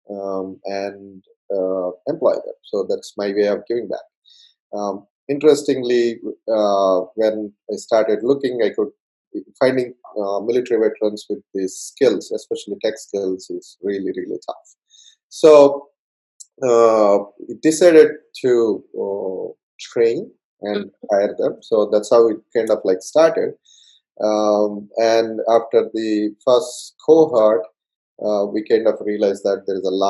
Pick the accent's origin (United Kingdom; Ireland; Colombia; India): India; English is a second language; moved away as an adult; so I came, um, I came from India